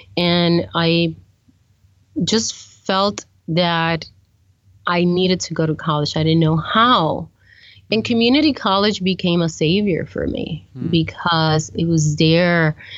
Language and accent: English; New York City, New York, United States; I've come to, as a New Yorker, to have an appreciation for the wildlife that exists.